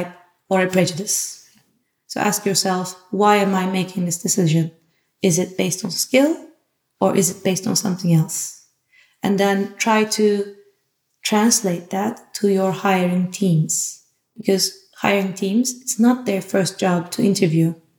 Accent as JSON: {"language": "English", "country": "Turkey", "moved": "yes", "lives_now": "Amsterdam, Netherlands", "said": "I'm from Turkey."}